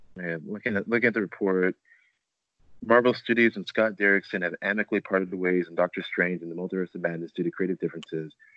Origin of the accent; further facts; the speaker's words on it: Nigeria; I'm Nigerian